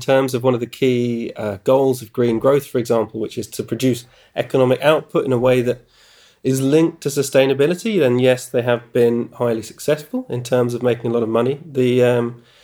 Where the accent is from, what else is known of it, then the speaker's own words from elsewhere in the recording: United Kingdom; doing it as a British person